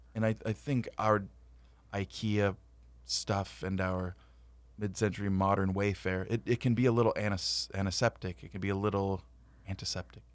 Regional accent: Whittier, California, United States; also born or lived in San Antonio; I was born in Whittier, John Greenleaf Whittier.

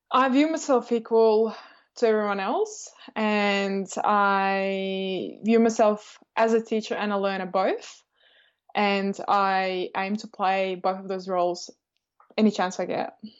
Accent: Estonia; now in Australia; I grew up in Estonia, um, and I'm from a Russian family.

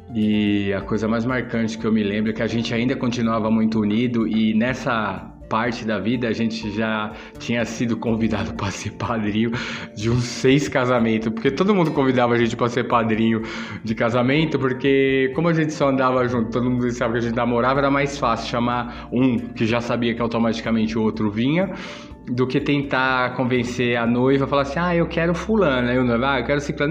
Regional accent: São Paulo, Brazil; você sair da é, de onde você foi criado, onde você fez todos seus amigos e vim para um bairro desconhecido, é um bairro relativamente novo na época. Era considerado meio que a cidade de Deus de São Paulo

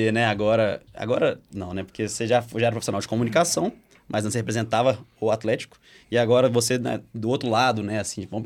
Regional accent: Itabira, Minas Gerais, Brazil; Sou de Itabira.

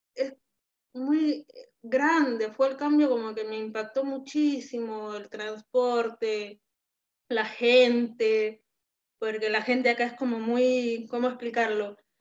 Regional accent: Tacna, Peru; accent: Peruvian; moved away as an adult; now in Argentina; nuestro acento peruano

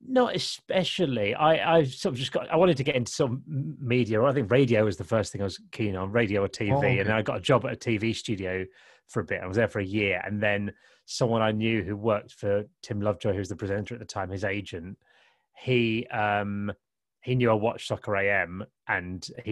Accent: Kent, South East England, United Kingdom; I grew up in Kent in the 80s

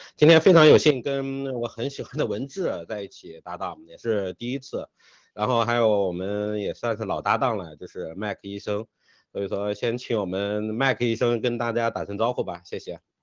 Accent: China; 我们中国人

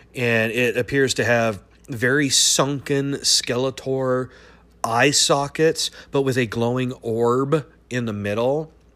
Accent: United States; as an American

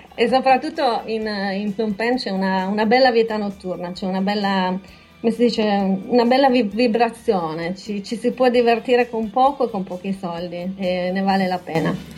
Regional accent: Buttrio, Friuli-Venezia Giulia, Italy; moved away as an adult; also born or lived in Shanghai, China; now in Taiwan; io vengo da un paese, io sono nata a Butrio

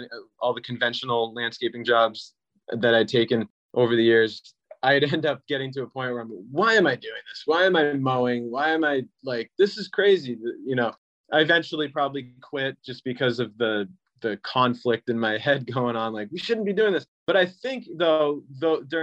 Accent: Cape Cod, Massachusetts, United States; moved away as an adult; I ended up moving back to the Northeast to kind of get back to the roots. I'm from Cape Cod

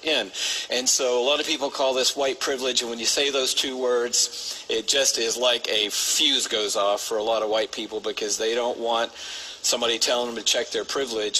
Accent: Atlanta, Georgia, United States; grow up in Atlanta

